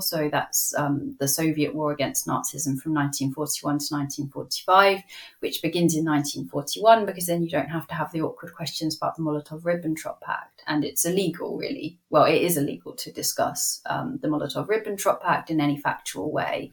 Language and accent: English; United Kingdom; as a Brit